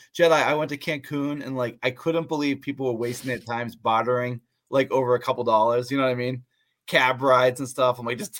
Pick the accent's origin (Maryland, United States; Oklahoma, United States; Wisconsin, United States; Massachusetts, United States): Massachusetts, United States; near Boston; now in Central Massachusetts, United States; So I grew up near Boston